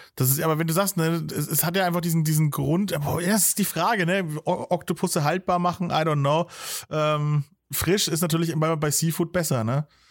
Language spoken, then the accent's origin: German; Bavaria, Germany; als Bayer